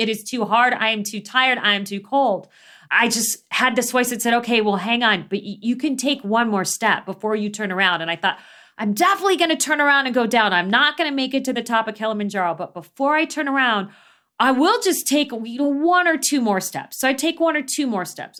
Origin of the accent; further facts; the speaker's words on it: Phoenix, Arizona, United States; when I was growing up in Phoenix